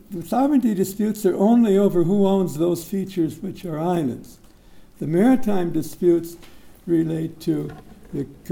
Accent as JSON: {"language": "English", "country": "United States", "moved": "yes", "lives_now": "Singapore", "said": "I'm not an American anymore. I've been a Singaporean about 9 or 10 years"}